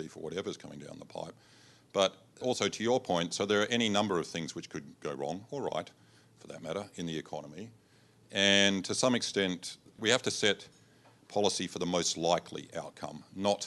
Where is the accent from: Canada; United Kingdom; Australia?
Australia; Adelaide, South Australia; moved away; I'm from Adelaide originally